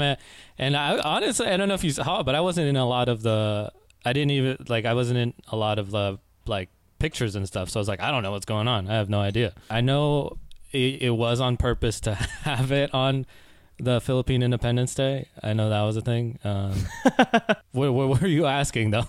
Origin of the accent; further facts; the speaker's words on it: Oakland, California, United States; also born or lived in Concord, California; I was born and raised in the Bay Area. Uh, born in Oakland, and I spent a lot of time in like Concord, California